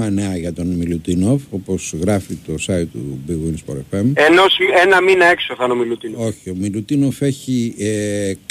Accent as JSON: {"language": "Greek", "country": "Greece", "said": "Εγώ λοιπόν είμαι Έλληνας πολίτης, πραγματικά όντως δηλώνω"}